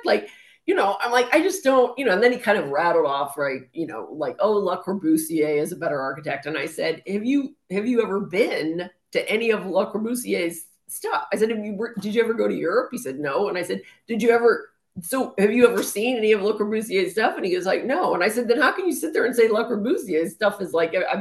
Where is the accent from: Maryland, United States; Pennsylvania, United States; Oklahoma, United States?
Pennsylvania, United States; Pittsburgh; I grew up in Pittsburgh